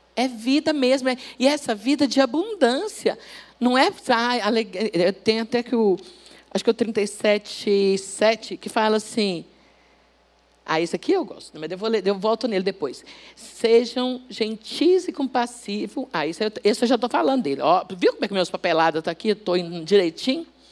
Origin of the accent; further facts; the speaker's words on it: Minas Gerais, Brazil; moved away; Eu sou de Minas